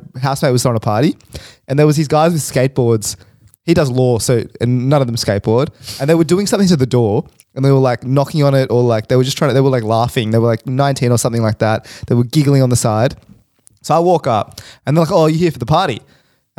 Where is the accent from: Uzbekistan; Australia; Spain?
Australia; Sydney, New South Wales; my hometown. Darlinghurst